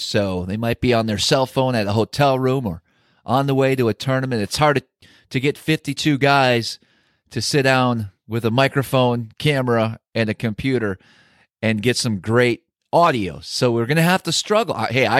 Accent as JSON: {"language": "English", "region": "Wisconsin", "country": "United States", "tie": "born or raised there", "moved": "yes", "said": "Back in my home state of Wisconsin"}